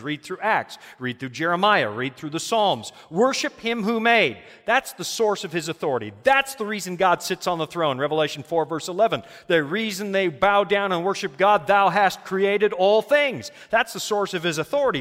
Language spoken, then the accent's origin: English; Canada; as a Canadian